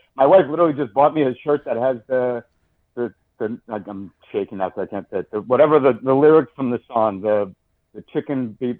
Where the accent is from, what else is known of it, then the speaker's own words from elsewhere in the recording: Westchester, New York, United States; I'm from Westchester, New York.